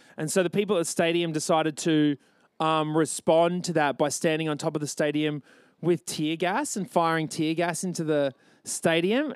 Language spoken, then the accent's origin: English; Australia; born or raised there